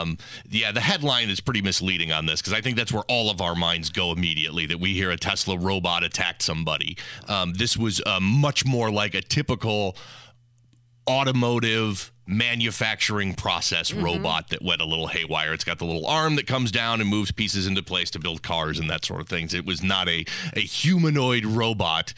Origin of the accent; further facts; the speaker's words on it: Chicago, Illinois, United States; I grew up in the Chicago metro area